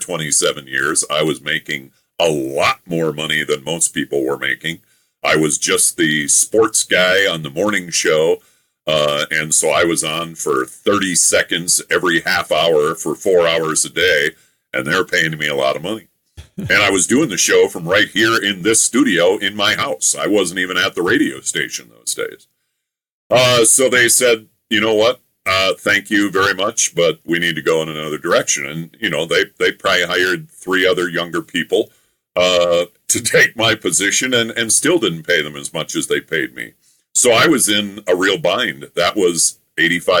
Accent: Minnesota, United States; moved away; also born or lived in Colorado Springs; When I was a kid growing up in Minnesota

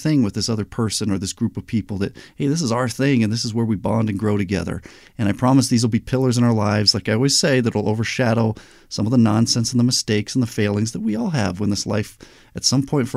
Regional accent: Albuquerque, New Mexico, United States; also born or lived in Anaheim, California; I was born in Anaheim, but we moved to Albuquerque, New Mexico

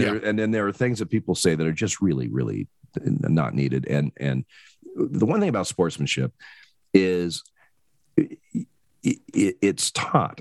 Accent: Oregon, United States; I'm originally born and bred in Oregon.

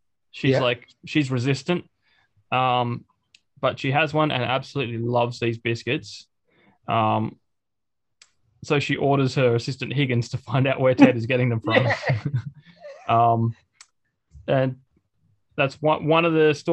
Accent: Australia; I come from a town that's got like what I think 1200 people in it, hardly anyone.

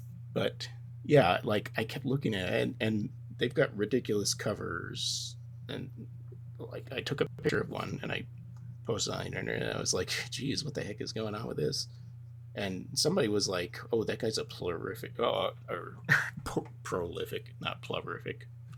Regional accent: California, United States; my hometown in California

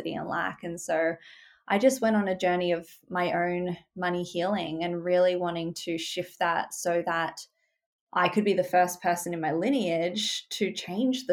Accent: Sydney, New South Wales, Australia; I grew up in Australia. I'm based in Sydney. I've lived here my whole life

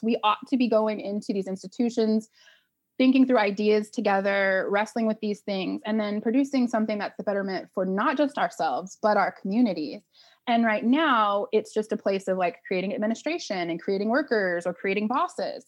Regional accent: Oklahoma, United States; I grew up in Oklahoma, a single mom

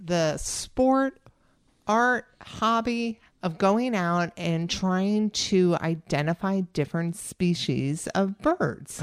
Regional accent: New Jersey, United States; my home state where I spent my childhood, New Jersey

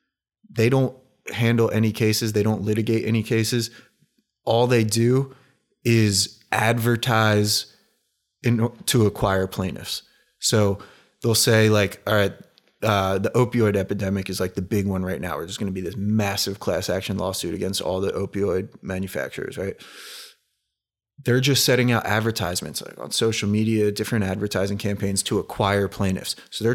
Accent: Philadelphia, Pennsylvania, United States; I love Allen Iverson because I'm from the Philly area, and he was the Sixers and everything.

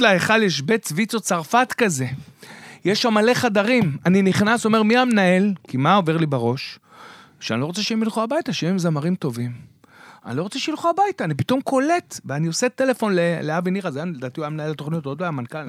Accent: Beersheba, Southern District, Israel; אני מבאר שבע

